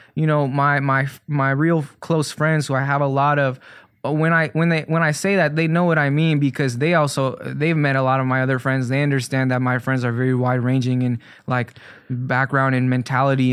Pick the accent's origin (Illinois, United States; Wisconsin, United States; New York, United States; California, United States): Illinois, United States; Chicago; I grew up in Hyde Park up until I was about fourteen